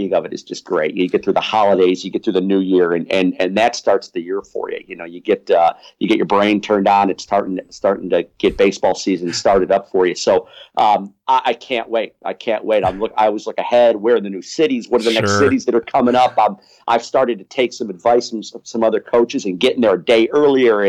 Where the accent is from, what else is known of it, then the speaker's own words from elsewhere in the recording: Brookfield, Illinois, United States; moved away as an adult; also born or lived in Quincy, Illinois / Waverly, Iowa; now in St. Louis, United States; I'm a Chicago guy. I grew up in Brookfield, Illinois